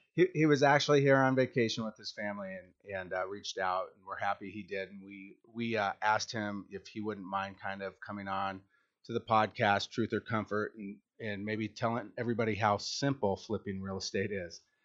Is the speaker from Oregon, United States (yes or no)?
no; Washington, United States; I'm from Washington.